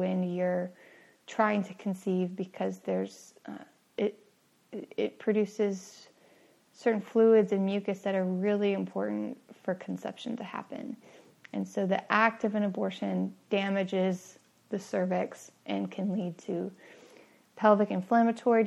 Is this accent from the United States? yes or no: yes; San Francisco Bay Area, California, United States; I grew up in the San Francisco Bay Area to an atheist family